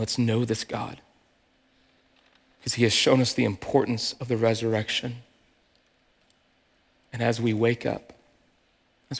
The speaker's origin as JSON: {"language": "English", "country": "United States", "said": "we as American Christians"}